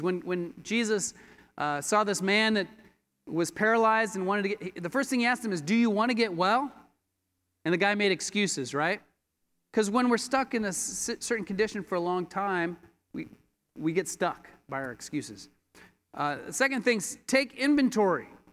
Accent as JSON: {"language": "English", "region": "Colorado", "country": "United States", "tie": "born or raised there", "moved": "as an adult", "lives_now": "Los Angeles, United States", "said": "I grew up in Colorado and became a disciple in Colorado"}